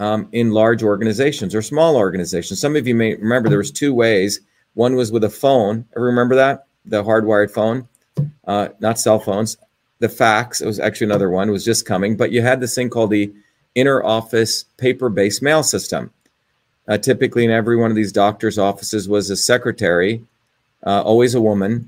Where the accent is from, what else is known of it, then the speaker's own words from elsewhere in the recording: New Jersey, United States; also born or lived in India; now in Cambridge, Massachusetts, United States; I grew up in New Jersey when I was 7 years old. I came here from India.